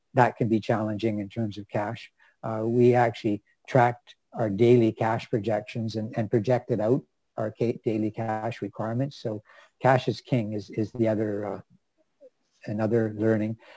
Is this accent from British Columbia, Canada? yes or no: yes; Vancouver, British Columbia, Canada; I grew up in Vancouver, BC, and actually grew up fairly close to the UBC campus